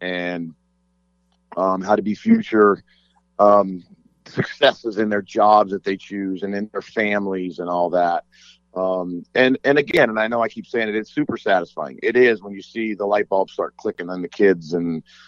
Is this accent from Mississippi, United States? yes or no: no; Las Vegas, Nevada, United States; I grew up here in Las Vegas